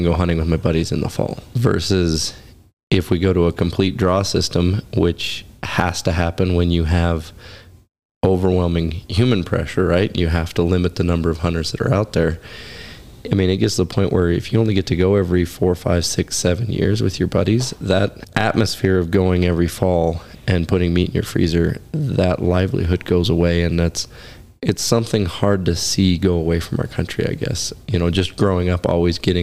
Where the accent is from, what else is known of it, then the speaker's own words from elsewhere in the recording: Oregon, United States; also born or lived in Alaska; now in Wyoming, United States; growing up in Oregon